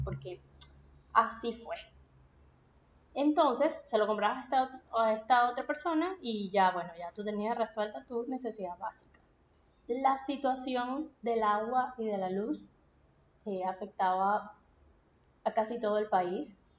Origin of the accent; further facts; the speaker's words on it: Punto Fijo, Falcón, Venezuela; moved away as an adult; Yo soy de Punto Fijo, que es una ciudad que es pequeña, es una ciudad costeña, está al norte del país